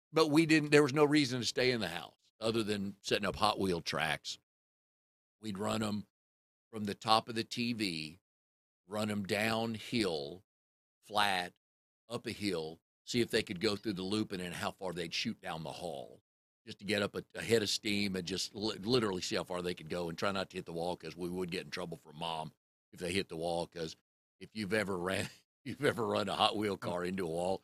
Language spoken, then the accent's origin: English; Fairfax, Virginia, United States; So it was a lot of fun growing up in Fairfax.